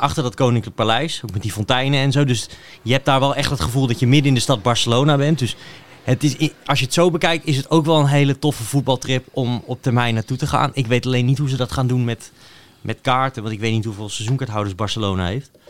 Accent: Netherlands

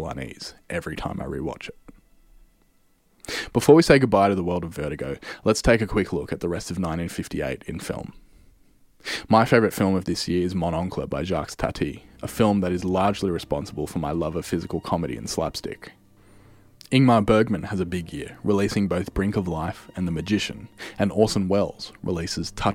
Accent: Australia; my home country of Australia

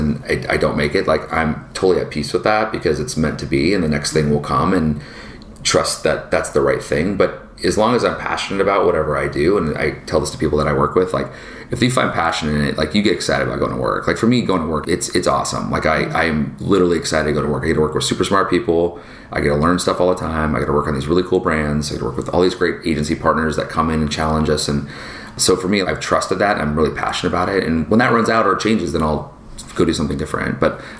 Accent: Seattle, Washington, United States; From a culture perspective, my mom, you know, and dad being in the Northwest, like, we grew up in Seattle, and at the time technology was booming, Microsoft and Amazon was coming up.

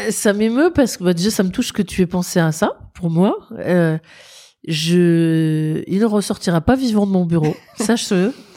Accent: Nord, Hauts-de-France, France; moved away; also born or lived in Paris; j'ai donc un terroir qui est le Nord

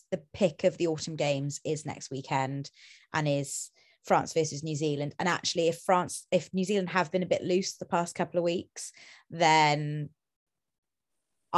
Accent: Wales, United Kingdom; part of my cultural identity as a Welsh person

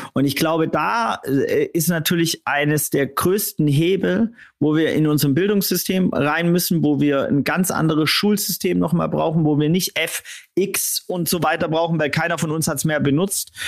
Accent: Swabia, Germany; ich als auch Schwabe

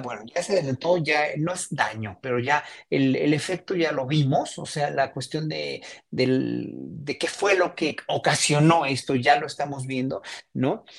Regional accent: Mexico; como mexicanos

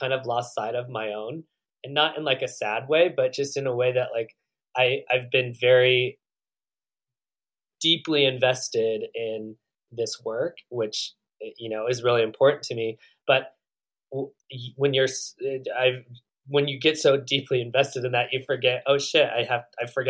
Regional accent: Northern California, United States; moved away; also born or lived in Oregon; I grew up in Northern California

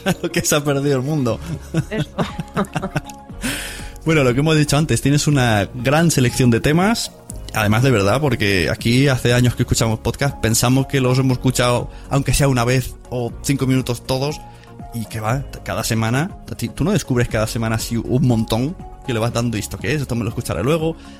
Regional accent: Catalonia, Spain; soy catalán

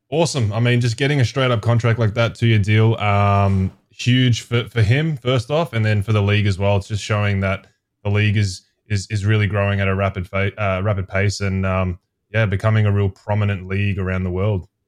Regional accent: Melbourne, Victoria, Australia; moved away as an adult; also born or lived in Brisbane / Boise

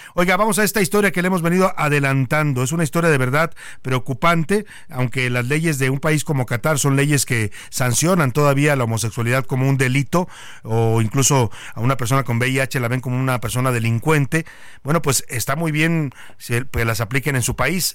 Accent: Mexico

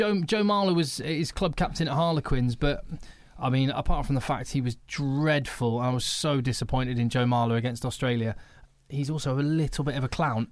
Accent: United Kingdom; We are British.

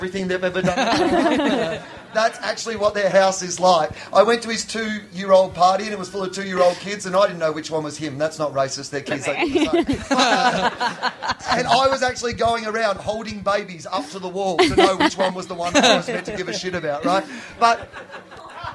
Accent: Sale, Victoria, Australia; I grew up in the country as well, and my hometown, well, the big town near us was 2,000 people, but where I'm from was about 150 people

